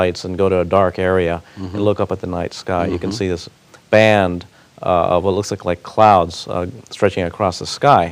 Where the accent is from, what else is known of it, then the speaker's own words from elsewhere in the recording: Miami, Florida, United States; also born or lived in Cuba; We came as Cuban refugees in 1967, arrived in Miami, basically their clothes on our back, and started over. And so I grew up in Miami